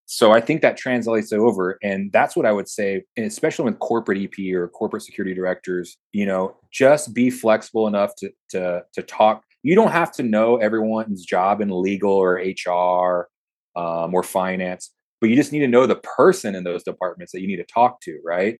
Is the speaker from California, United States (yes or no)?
no; South Texas, United States; I'm a kid from South Texas driving around clients in Los Angeles with a Tom Tom